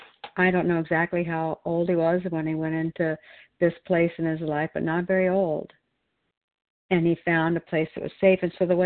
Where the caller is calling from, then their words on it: Oregon, United States; I'm a recovered compulsive overeater, and I'm calling in from Oregon.